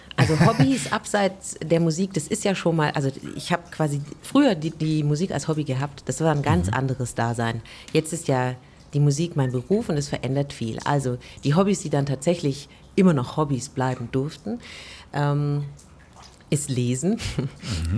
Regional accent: Korntal, Baden-Württemberg, Germany; also born or lived in Stuttgart; ich bin in Korntal groß geworden

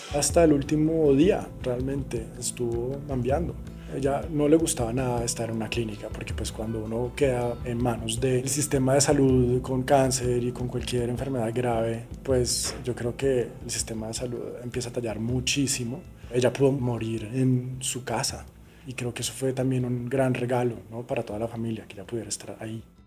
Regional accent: Cali, Valle del Cauca, Colombia; yo me crié en Cali

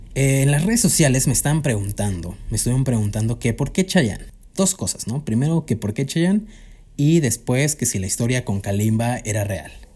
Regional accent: Cuernavaca, Morelos, Mexico; moved away as an adult; now in Mexico City, Mexico; Yo soy de Cuernavaca

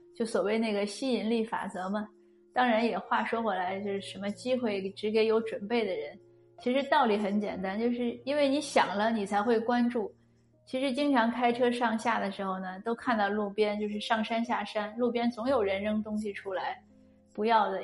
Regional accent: China; moved away; 我们中国人

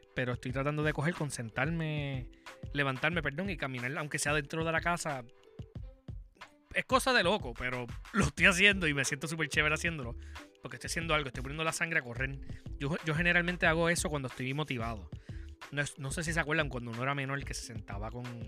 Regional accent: Puerto Rico; como boricua

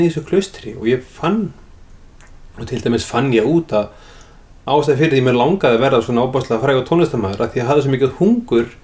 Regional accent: Iceland; ég er frá Íslandi

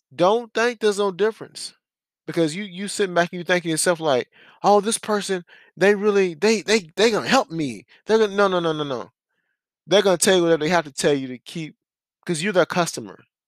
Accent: United States; being an American

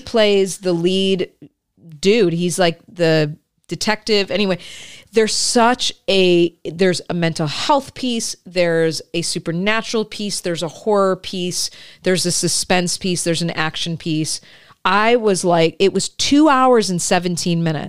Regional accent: Michigan, United States; I grew up in Michigan

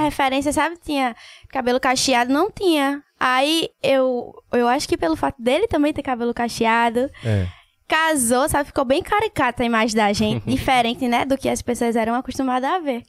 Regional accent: Paulista, Pernambuco, Brazil; also born or lived in Recife / Olinda / Águas Compridas; Minha mãe vivia se mudando, mas maior parte, assim, da minha vida foi em Paulista

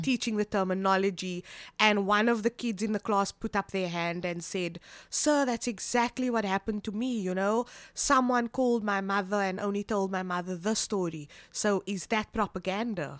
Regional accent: Cape Town, Western Cape, South Africa; I am born and bred from Cape Town

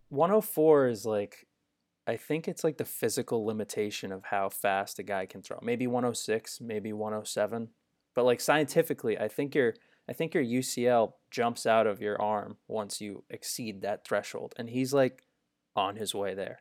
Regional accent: Northeast, United States; Growing up in the Northeast

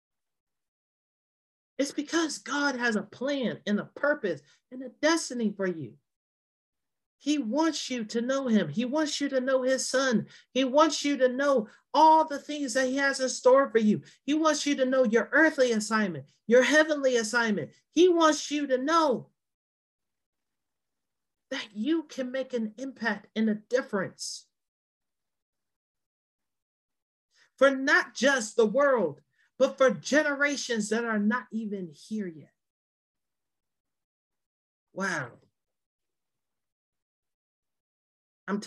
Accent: Virginia, United States; moved away; I used to do Young Life back in my home state of Virginia

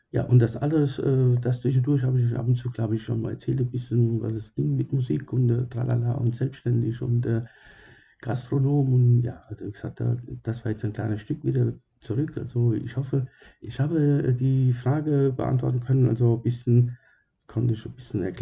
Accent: Germany; also born or lived in Sicily, Italy; Äh, ich äh, wurde geboren in Sizilien, ja. Das war vor langer, langer Zeit, ich glaube vor 300 Jahren. Und äh, ja, und als ich ähm, dann zwei Jahre jung war, wurde ich gegangen gekommen nach Germany.

